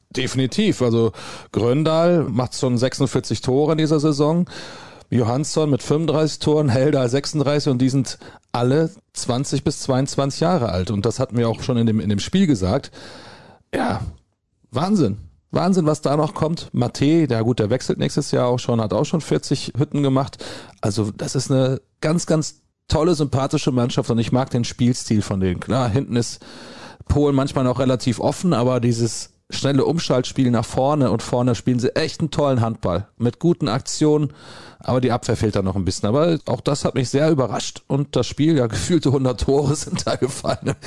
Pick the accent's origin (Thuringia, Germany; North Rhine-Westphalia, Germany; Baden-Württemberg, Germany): North Rhine-Westphalia, Germany; Gummersbach; ich komme nun mal aus Gummersbach